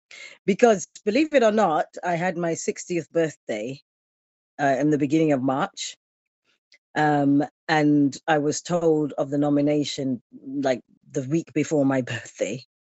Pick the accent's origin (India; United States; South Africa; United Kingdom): South Africa; for me, you know, as being a being an African, being a South African, being a black woman.